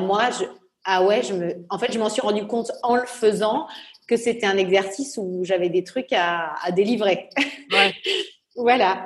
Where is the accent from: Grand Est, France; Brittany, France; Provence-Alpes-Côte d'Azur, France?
Provence-Alpes-Côte d'Azur, France; Nice; moved away; also born or lived in Normandy; mais j'ai grandi à Nice, euh, voilà, puisque j'ai déménagé quand j'avais 4 euh, ans